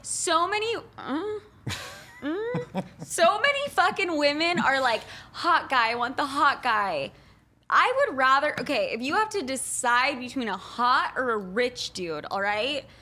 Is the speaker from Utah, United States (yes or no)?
yes; Utah, United States; Growing up in Utah